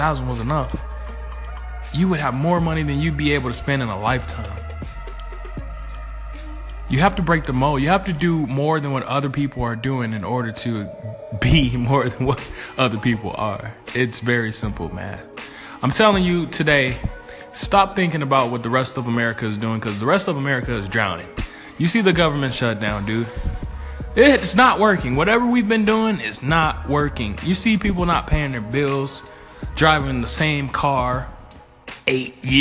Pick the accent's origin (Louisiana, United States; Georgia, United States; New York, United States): Georgia, United States; Atlanta; I'm an investor from Atlanta, Georgia